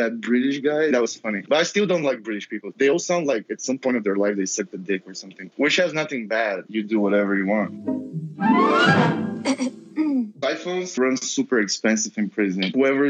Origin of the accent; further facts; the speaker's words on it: Bulgaria; I'm from Bulgaria.